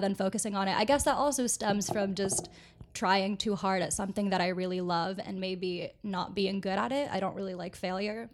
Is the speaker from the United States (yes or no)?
yes; Orlando, Florida, United States; moved away; I grew up in Orlando